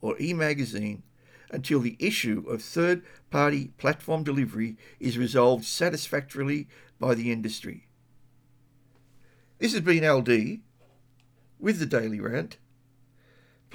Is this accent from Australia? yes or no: yes; Australia; As an Australian living within my country